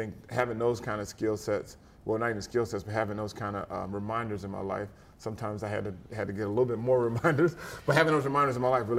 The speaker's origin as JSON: {"language": "English", "country": "Germany", "tie": "born or raised there", "said": "It was funny, growing up in Germany, football really wasn't a big deal."}